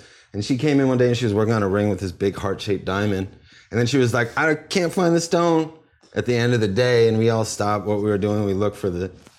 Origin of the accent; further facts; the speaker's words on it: Ann Arbor, Michigan, United States; born there; I was born in 78 in Ann Arbor, Michigan.